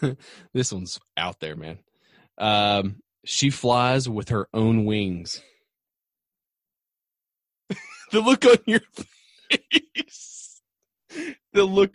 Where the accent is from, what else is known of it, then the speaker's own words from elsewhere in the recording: Virginia, United States; Well, you do know I'm from Virginia.